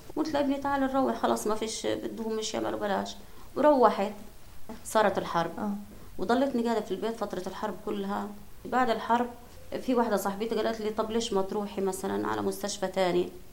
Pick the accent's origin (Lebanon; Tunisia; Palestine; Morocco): Palestine; Gaza, Gaza Strip; عندنا بغزه